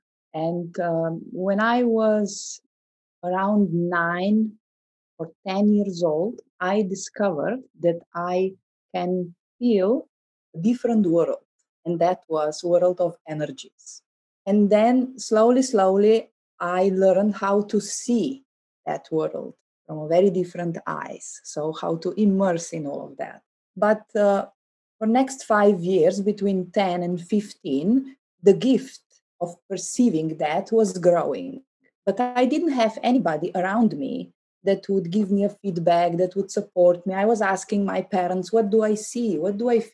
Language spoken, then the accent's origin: English; Slovenia; English is a second language; I couldn't speak any English because I learned German. I grew up very close to Austrian border